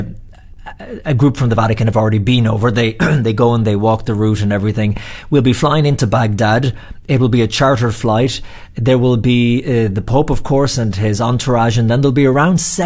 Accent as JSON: {"language": "English", "country": "Ireland", "also_born_or_lived": "New York", "moved": "yes", "said": "I'm Irish"}